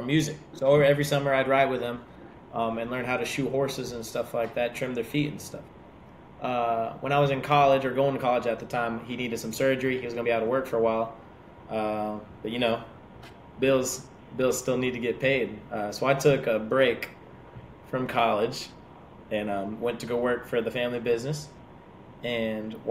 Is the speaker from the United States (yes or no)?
yes; Dade City, Florida, United States; Dade City, we're about 30 minutes north of Tampa.